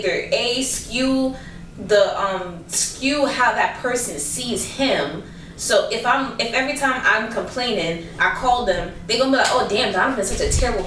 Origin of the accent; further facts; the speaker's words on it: Jamaica; I'm Jamaican